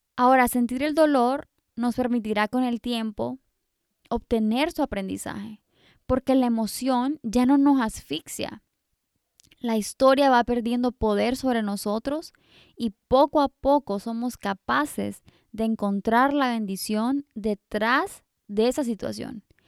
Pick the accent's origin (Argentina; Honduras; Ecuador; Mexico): Honduras; also born or lived in England; siendo hondureña, que nosotros somos súper bendecidos con este sol rico casi todo el año